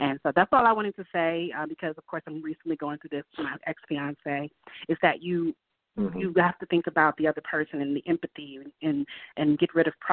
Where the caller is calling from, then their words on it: Atlanta, Georgia, United States; calling from Atlanta, Georgia